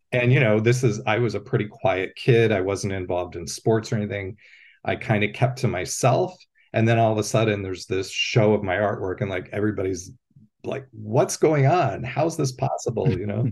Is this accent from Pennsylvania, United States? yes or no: yes; Pennsylvania, United States; moved away as an adult; also born or lived in Columbus, Ohio / Athens, Ohio; I grew up in Pennsylvania